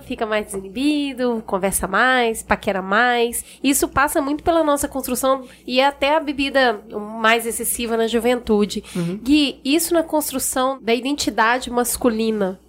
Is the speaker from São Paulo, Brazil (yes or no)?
no; Minas Gerais, Brazil; Eu sou mineira.